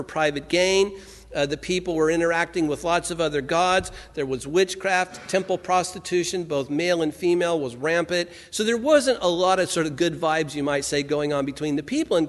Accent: Santa Ana, California, United States; I grew up in Santa Ana, California

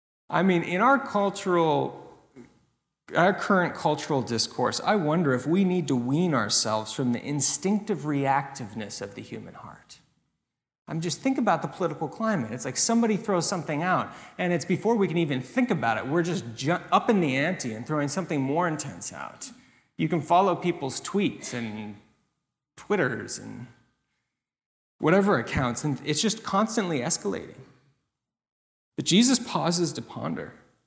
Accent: California, United States; One of the churches that I grew up in Northern California, had a head pastor who had been there for a number of years

